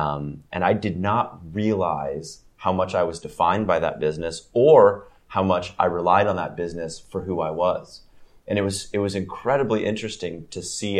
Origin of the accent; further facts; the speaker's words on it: Gainesville, Florida, United States; moved away as an adult; I grew up in Gainesville, Florida, went to college there